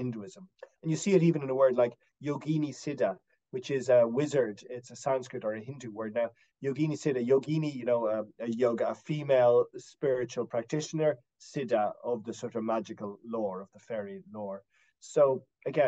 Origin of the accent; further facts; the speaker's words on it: Dublin, Leinster, Ireland; also born or lived in West Coast of Ireland; I was born in Dublin, you know, in a non-Irish speaking place, but we spent a lot of our time in the West Coast in this area